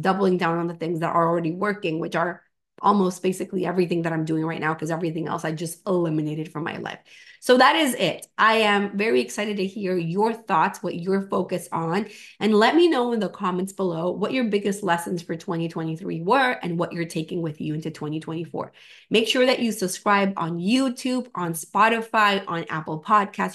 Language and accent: English; Venezuela; moved away; I'm from Venezuela.